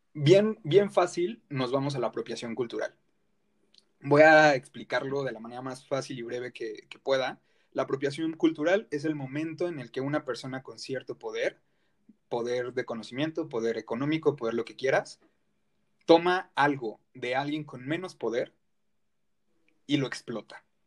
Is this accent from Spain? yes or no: no; Mexico